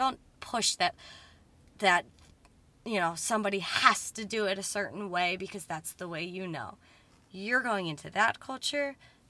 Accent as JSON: {"language": "English", "town": "Muskoka", "region": "Ontario", "country": "Canada", "said": "Like, I'm not from Canada. I'm Muskoka. And so I meet everybody here, and like, I am a bit of an outsider."}